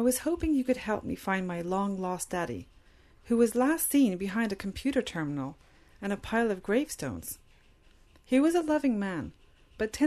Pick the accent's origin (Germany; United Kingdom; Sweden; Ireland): Ireland; moved away as an adult; now in Canada; I'm Irish